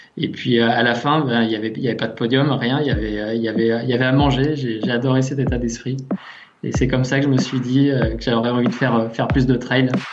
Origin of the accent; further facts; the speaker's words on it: near Annemasse, Haute-Savoie, Auvergne-Rhône-Alpes, France; originaire de, Haute-Savoie, côté d'Annemasse, pas très loin des montagnes